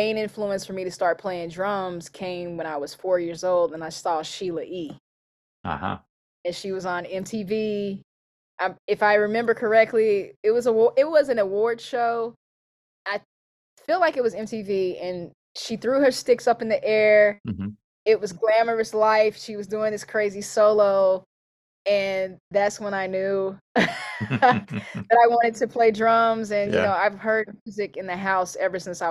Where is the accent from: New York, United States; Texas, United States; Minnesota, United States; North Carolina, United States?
North Carolina, United States; Pleasant Grove; also born or lived in Burlington, North Carolina; I'm born and raised North Carolina, a little country area, considered very rural, called Pleasant Grove.